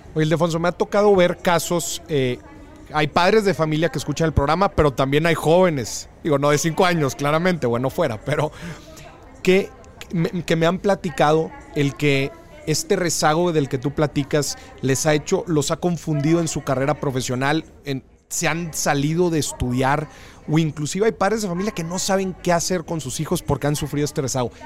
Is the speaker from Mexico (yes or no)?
yes; Monterrey, Nuevo León, Mexico; somos regios